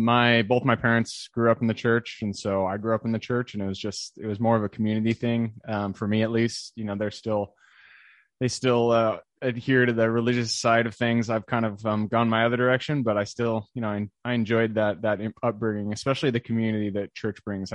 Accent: Enumclaw, Washington, United States; So I'm from Washington, sunny Seattle. I'm actually from a little town called Enumclaw, which, you know, if you're not from here, you haven't heard of it, but it's about 45 minutes southeast of Seattle.

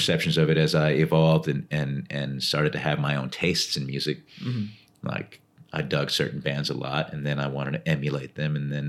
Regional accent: Austin, Texas, United States; also born or lived in Laredo, Texas; And we all moved to Austin when I was super young.

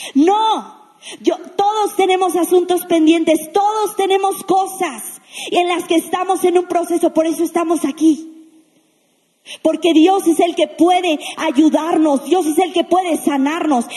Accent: Mexico; La mayoría que estamos aquí somos mexicanos

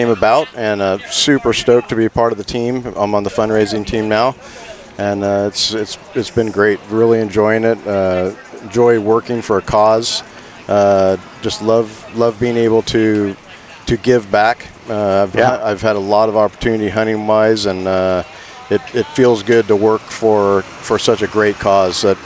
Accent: Napa County, California, United States; also born or lived in Biggs, California; I grew up in Napa County

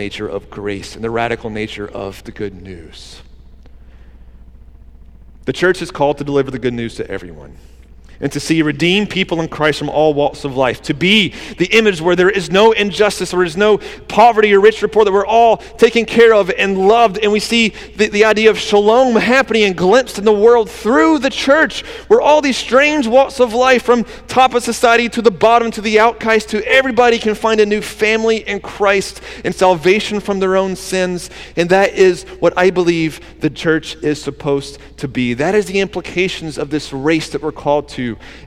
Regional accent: Georgia, United States; now in Wilmington, United States; my hometown in Georgia

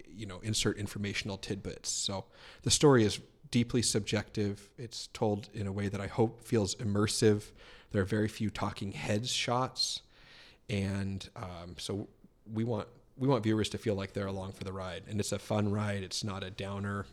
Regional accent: Billings, Montana, United States; born and raised in Billings

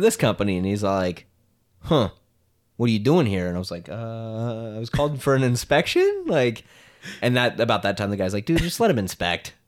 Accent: Creston, Iowa, United States; I grew up in Creston, Iowa

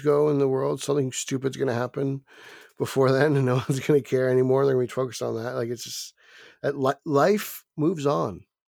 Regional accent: New Jersey, United States; accent: Jersey; it's my Jersey accent

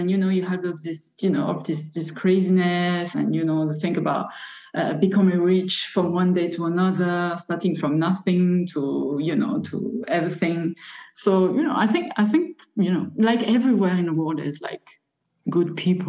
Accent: France; moved away as an adult; also born or lived in Berlin, Germany; now in Tunis, Tunisia; No, I'm not from Tunisia. I'm from France, but I moved last year to Tunisia with my husband.

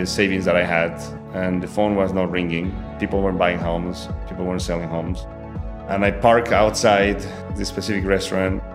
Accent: Bolivia; English is a second language; moved away as an adult; also born or lived in Israel; now in United States; I'm a Bolivian native. I was born in Bolivia.

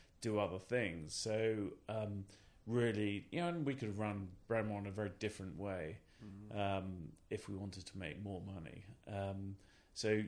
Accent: Cambridge, East of England, United Kingdom; also born or lived in Norfolk / Southampton; I grew up in Cambridge and then moved to Norfolk.

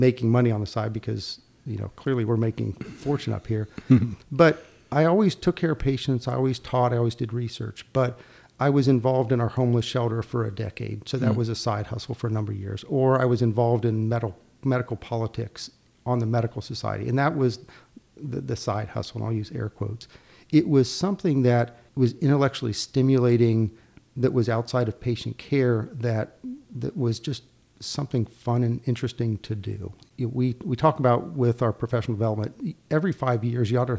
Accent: Ohio, United States; moved away as an adult; now in Greenville, United States; I was born in Ohio, moved to North Carolina in 98 and joined the faculty at ECU.

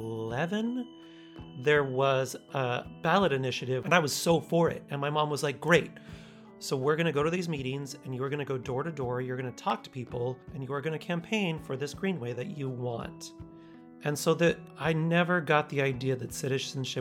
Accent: Wyoming, United States; now in Minnesota, United States; I was born in Wyoming, but I live in Minnesota

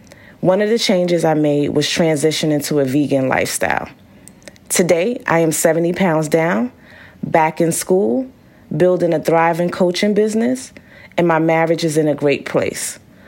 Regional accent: Brooklyn, New York, United States; I grew up in Brooklyn, New York, where I live with my two parents and three older siblings. I come from very humble beginnings

